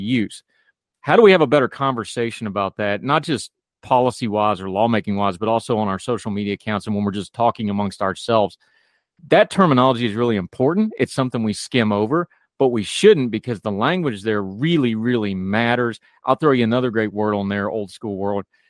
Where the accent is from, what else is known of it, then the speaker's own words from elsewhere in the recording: West Virginia, United States; I grew up in the woods, I grew up in West Virginia